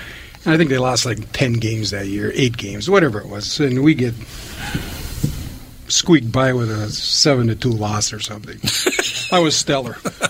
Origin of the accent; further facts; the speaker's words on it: Eveleth, Minnesota, United States; I grew up in Eveleth, Minnesota.